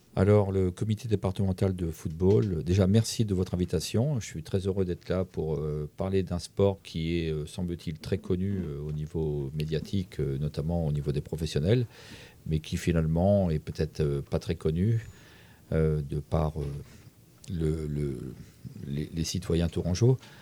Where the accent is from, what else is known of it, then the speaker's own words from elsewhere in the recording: Centre-Val de Loire, France; je suis originaire d'un petit village d'Indre-et-Loire